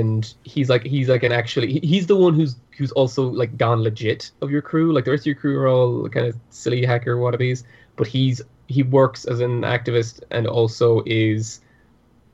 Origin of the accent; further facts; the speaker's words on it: Ireland; accent: Irish; My Irish accent comes out more when I'm talking to my family.